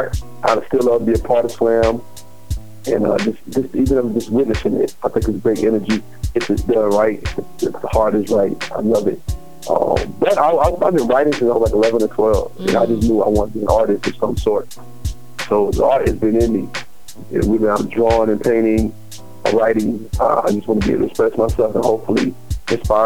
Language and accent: English; Spartanburg, South Carolina, United States; now in Greenville, United States; This is from Spartanburg, South Carolina. I'm residing in Greenville.